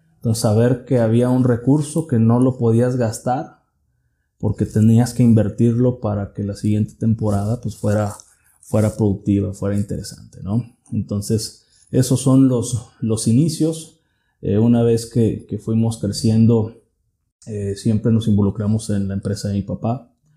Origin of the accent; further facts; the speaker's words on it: Tuxpan, Jalisco, Mexico; soy originario de Tuxpan, Jalisco. Ahí es donde, donde nací, crecí.